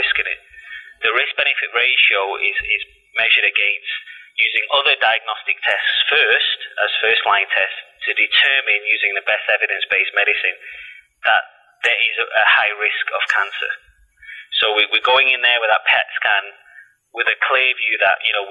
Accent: Salford, North West England, United Kingdom; moved away; you'll have to excuse my accent because, you know, I was born and bred in Salford in Manchester

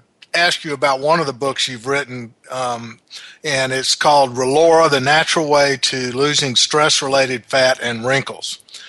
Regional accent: the South, United States; accent: southern

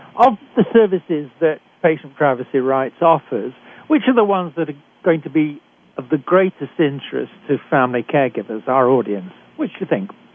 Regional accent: United Kingdom; accent: British; moved away as an adult; now in Canada

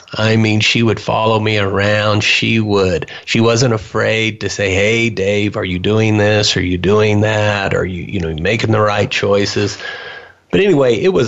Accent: Wichita, Kansas, United States; moved away as an adult; now in Grangeville, United States; I grew up in Wichita, Kansas

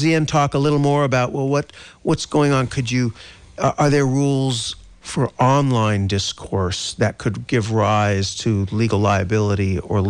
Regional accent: Texas, United States; moved away; I'm originally from Texas. I was practicing law in Texas.

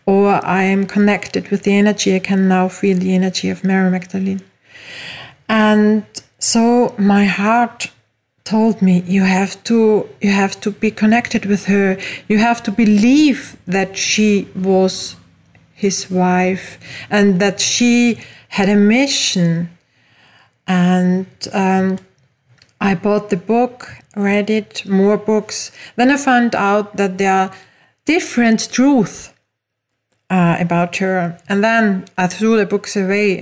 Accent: Austria; English is a second language; also born or lived in Mallorca, Spain; As you hear from my accent, I didn't grow up in the USA, but in Europe, in Austria

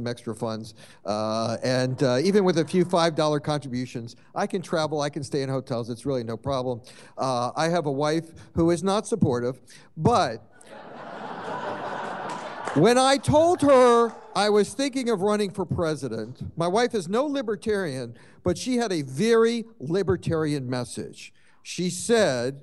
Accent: Washington, District of Columbia, United States; I was born and raised in and around Washington, D.C.

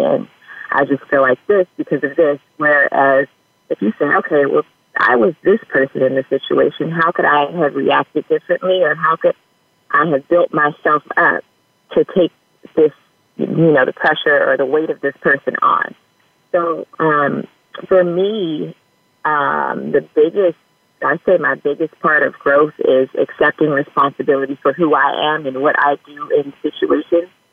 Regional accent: Bellflower, California, United States; also born or lived in West Covina, California; now in Los Angeles, United States; I grew up in Bellflower, California, um, as well as West Covina, California

